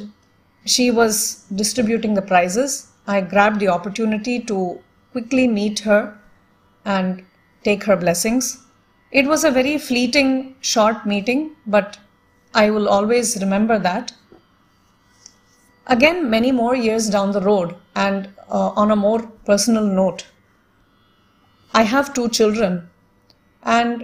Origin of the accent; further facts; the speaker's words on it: Toronto, Ontario, Canada; moved away; also born or lived in Delhi, India; Growing up outside India, I had a few opportunities to listen to the great masters perform live when they visited Toronto, Canada, where we lived